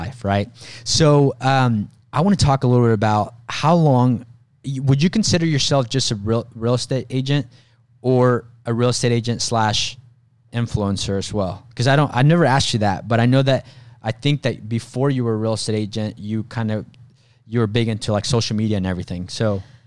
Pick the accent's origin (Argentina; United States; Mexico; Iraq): Mexico; moved away; I was born in Mexico